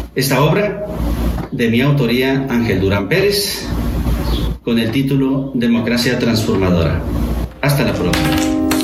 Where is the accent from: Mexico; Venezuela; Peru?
Mexico; como Estado mexicano, todos quienes desempeñamos un cargo público